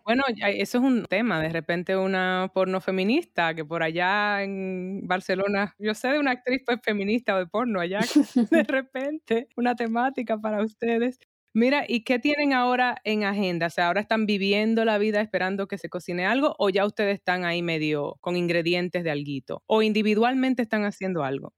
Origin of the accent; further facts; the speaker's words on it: Santo Domingo, Distrito Nacional, Dominican Republic; moved away; also born or lived in New York; me crié en Santo Domingo, mi familia está allá